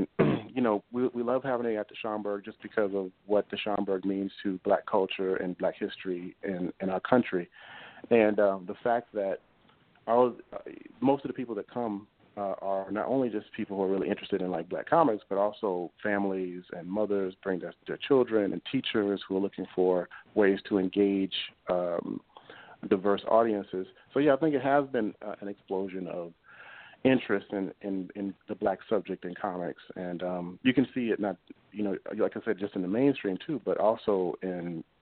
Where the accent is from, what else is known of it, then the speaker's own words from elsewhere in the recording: Mississippi, United States; my home state of Mississippi